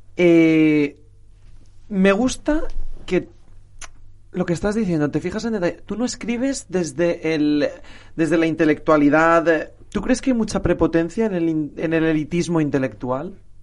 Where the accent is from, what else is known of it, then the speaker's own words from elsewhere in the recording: Valencian Community, Spain; yo soy valenciano